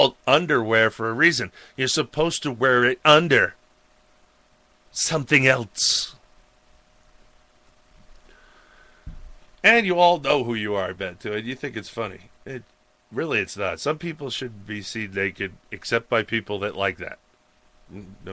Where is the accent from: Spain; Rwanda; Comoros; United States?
United States; Suffolk County, Long Island, New York; now in Montana, United States; I came from Long Island, New York.